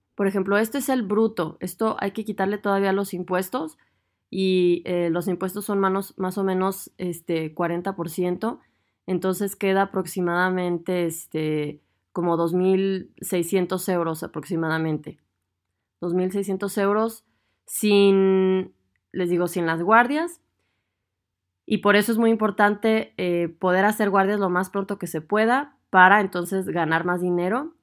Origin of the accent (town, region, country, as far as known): Mexico; moved away as an adult; now in Germany